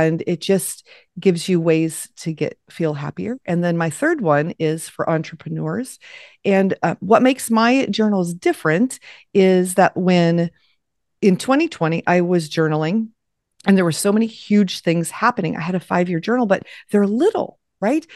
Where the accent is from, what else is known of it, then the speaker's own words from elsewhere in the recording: Los Angeles, California, United States; moved away as an adult; I grew up in Los Angeles